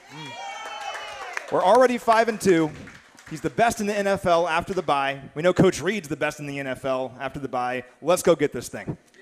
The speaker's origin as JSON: {"language": "English", "town": "Kansas City", "region": "Kansas", "country": "United States", "tie": "born or raised there", "said": "I grew up in Kansas City"}